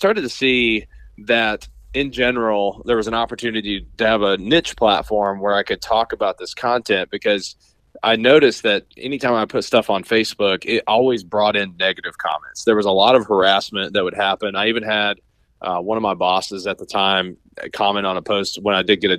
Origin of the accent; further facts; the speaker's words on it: Southeastern Kentucky, United States; I grew up in Southeastern Kentucky